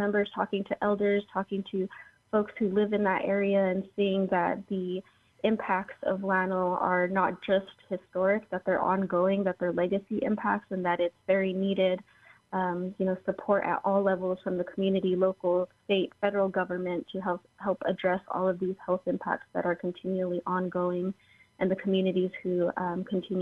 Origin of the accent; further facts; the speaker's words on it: Santa Clara Pueblo, New Mexico, United States; I'm from Santa Clara Pueblo